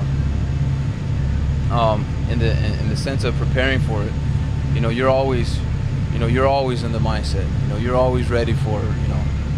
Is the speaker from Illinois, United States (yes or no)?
no; Colorado, United States; moved away; I was raised in Colorado